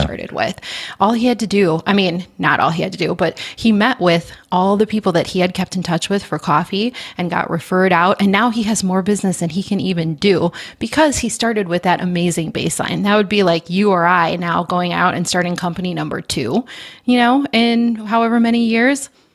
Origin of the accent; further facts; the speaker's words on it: Midwest, United States; I am a Midwesterner through and through